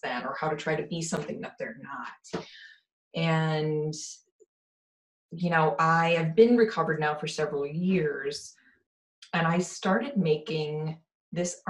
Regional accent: Wisconsin, United States; I'm from Wisconsin

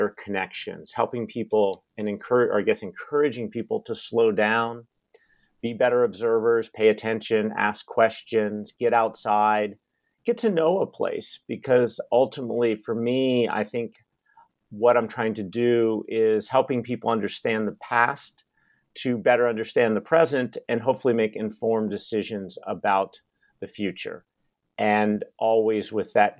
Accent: Seattle, Washington, United States; also born or lived in Utah / Colorado; I grew up in Seattle, where I am based right now, and have lived here for most of my life, spent a little bit of time in Utah

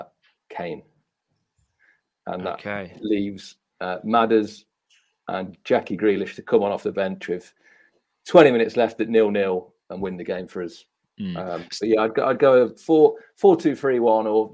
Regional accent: Leicester, East Midlands, United Kingdom; accent: Leicester; I actually just start talking proper Leicester

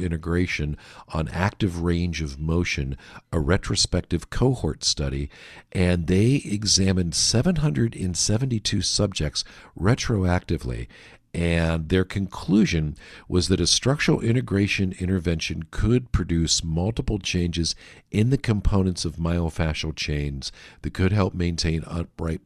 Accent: Pittsburgh, Pennsylvania, United States; I'm from Pittsburgh

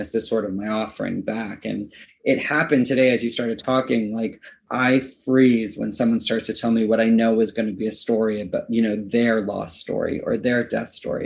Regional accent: Canada; now in Los Angeles, United States; my hometown in Canada

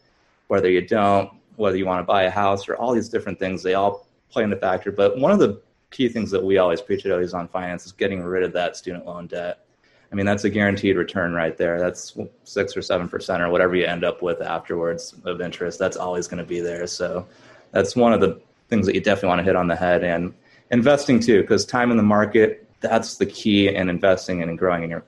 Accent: California, United States; also born or lived in Memphis, Tennessee; I'm originally from California, so I moved back to the Bay Area, California

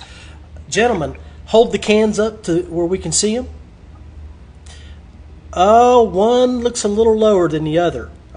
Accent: West Virginia, United States; I'm from West Virginia.

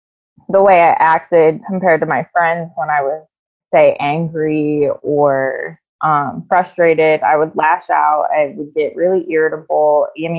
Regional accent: south of Canton, Ohio, United States; I live in a little bit south of Canton in Ohio. So a little bit south of Akron as well.

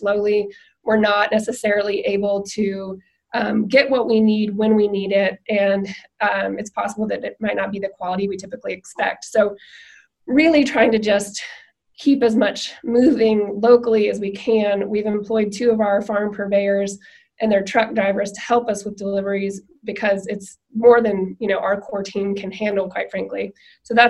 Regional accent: Nashville, Tennessee, United States; I grew up in Nashville

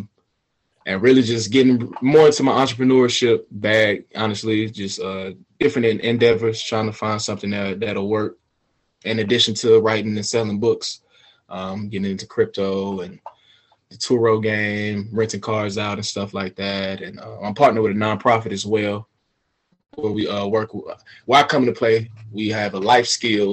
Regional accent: Atlanta, Georgia, United States; also born or lived in Smyrna, Georgia / Beijing, China; born and raised in Atlanta, Georgia.

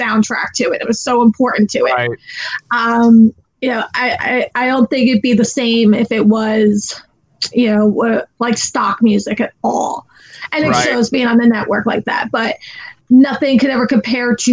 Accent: New Jersey, United States; moved away as an adult; now in Florida, United States; I'm originally from New Jersey. I moved down here 12 years ago.

